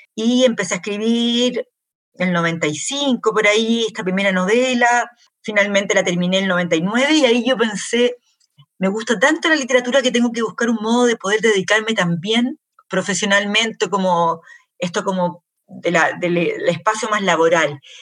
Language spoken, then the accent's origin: Spanish; Chile; yo soy, primera generación en Chile, mis padres nacieron em, fuera